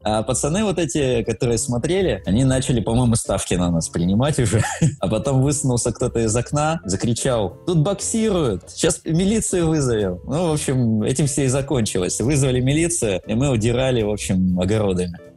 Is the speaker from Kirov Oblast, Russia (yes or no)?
no; Surgut, Khanty-Mansi Autonomous Okrug, Russia; now in Saint Petersburg, Russia; Родился я в э, городе Сургут, который стоит на реке Обь, Западная Сибирь.